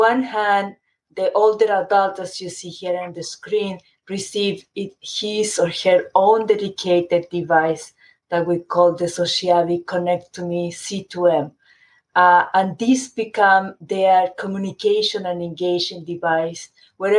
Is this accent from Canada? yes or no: no; Chile; moved away; I grew up in Chile, and my family is still in Chile